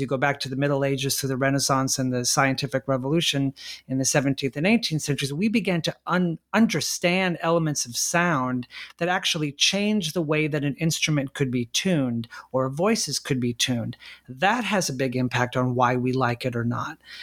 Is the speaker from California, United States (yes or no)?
yes; La Mirada, California, United States; born or raised there